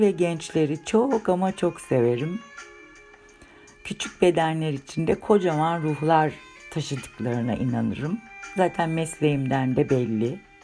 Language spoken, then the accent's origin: Turkish; Istanbul, Turkey; 1963 İstanbul doğumluyum